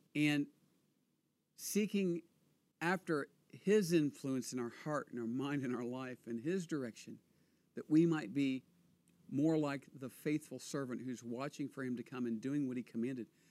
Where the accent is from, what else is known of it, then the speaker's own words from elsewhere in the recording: United States; now in Israel; I was born and raised in America